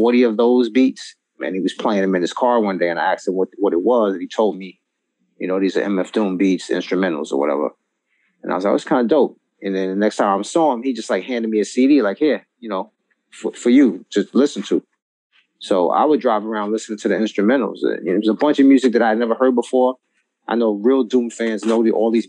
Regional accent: New York City, New York, United States; moved away as an adult; also born or lived in Northern New Jersey; now in New Jersey, United States; I'm from Brooklyn, New York, but I'm actually in Northern New Jersey right now. I moved to New Jersey a few years back.

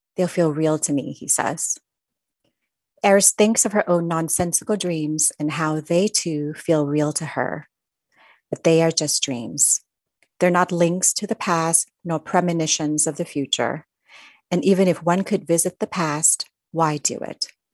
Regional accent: Thailand; I grew up in Thailand, I was surrounded by the culture and the teachings of Buddhism, even though I'm not

